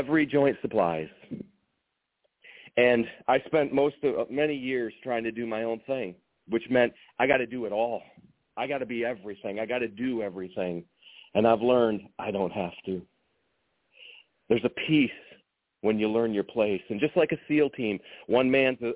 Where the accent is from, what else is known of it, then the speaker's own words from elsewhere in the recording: East Lansing, Michigan, United States; I'm from East Lansing, Michigan